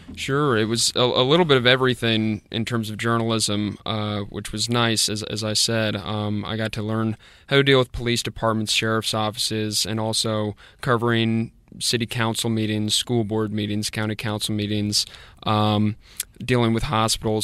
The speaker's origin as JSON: {"language": "English", "town": "Fairfax", "region": "Virginia", "country": "United States", "also_born_or_lived": "Columbia, South Carolina / Greenwood, South Carolina", "moved": "as an adult", "lives_now": "Spartanburg, United States", "said": "I'm originally from Fairfax, Virginia, which is just outside of D C"}